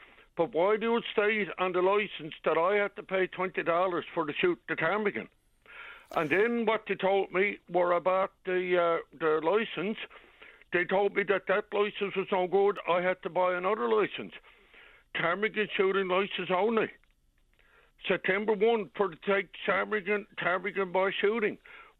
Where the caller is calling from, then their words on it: St. Bride's, Newfoundland and Labrador, Canada; I'm calling you from St. Bride's.